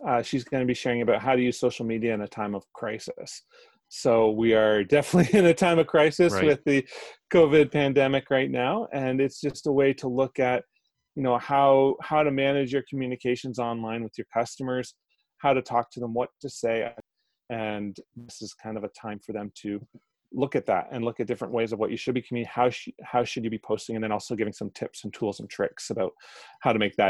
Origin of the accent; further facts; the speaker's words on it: Foxboro, Ontario, Canada; moved away as an adult; also born or lived in Toronto; now in Hastings County, Canada; I grew up in the Hastings County area. I grew up in Foxborough, yep. Just north of Belleville, and born and raised there. And then I went to Toronto for university